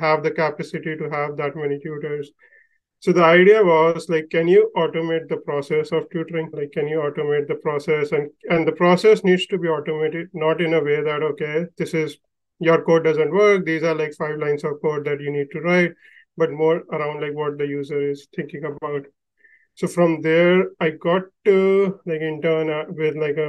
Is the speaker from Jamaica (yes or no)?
no; India; moved away as an adult; also born or lived in New York; I grew up in India